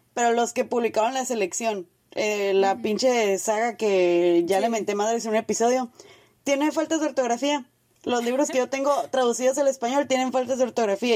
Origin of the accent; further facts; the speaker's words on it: Mexico; en nuestra experiencia de la que podemos hablar como mexicanas